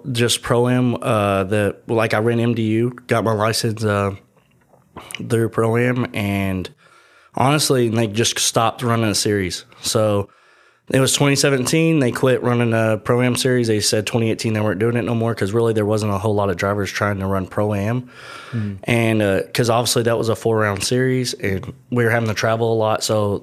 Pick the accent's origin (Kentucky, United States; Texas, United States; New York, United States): Kentucky, United States; Paducah; So I'm from Western Kentucky, a lot of people know as Paducah.